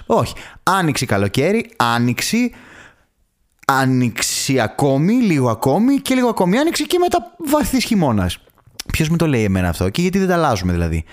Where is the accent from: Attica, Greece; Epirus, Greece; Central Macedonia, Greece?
Central Macedonia, Greece; Thessaloniki; εγώ δηλαδή που μεγάλωσα στη Θεσσαλονίκη